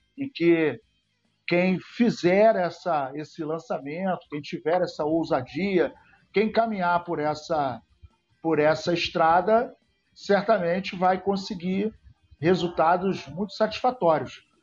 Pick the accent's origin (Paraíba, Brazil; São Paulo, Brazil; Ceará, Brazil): Paraíba, Brazil; Serra Branca; da Paraíba de Serra Branca, minha terra querida